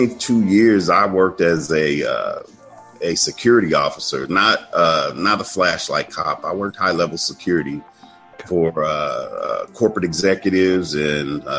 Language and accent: English; Chicago, Illinois, United States; I grew up in Chicago